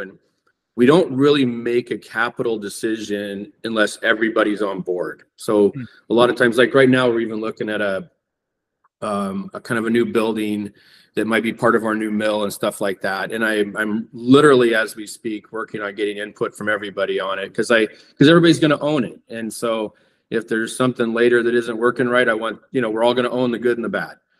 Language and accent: English; Coeur d'Alene, Idaho, United States; when I grew up here in Coeur d'Alene